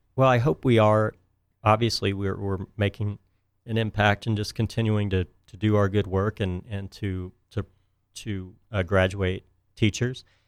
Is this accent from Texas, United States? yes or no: yes; Houston, Texas, United States; moved away as an adult; also born or lived in Miami, Florida; I grew up in Texas near uh, Houston